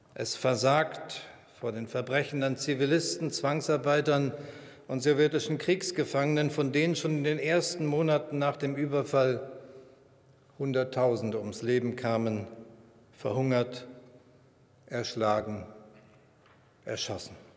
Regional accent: Germany; als Deutscher

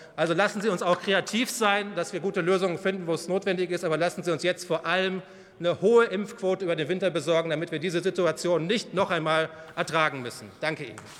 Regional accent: Bavaria, Germany; Ich komme aus Bayern

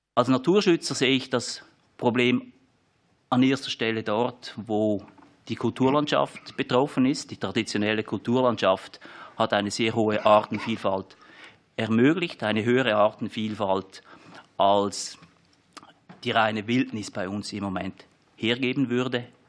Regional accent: Switzerland; Sie hören, ich komme aus der Schweiz

